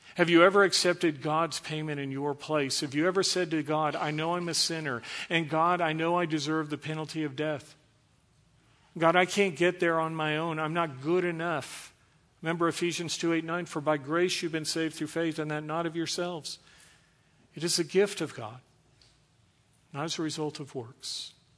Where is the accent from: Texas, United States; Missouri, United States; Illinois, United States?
Texas, United States; Dallas; I was born in Dallas, so I'm a first generation American. I'm a French Canadian frog, uh, from Texas